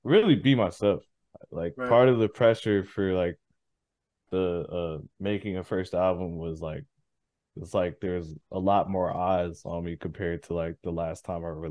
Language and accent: English; Saint Paul, Minnesota, United States; moved away as an adult; now in Minneapolis, United States; I'm from St. Paul, and I ended up moving to Minneapolis, and Minneapolis, Minnesota